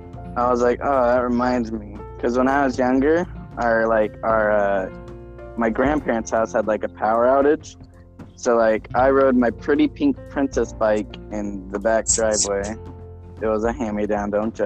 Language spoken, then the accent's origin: English; Mexia, Texas, United States; in my hometown actually, like the place I was born called Mejia, spelled Mexia.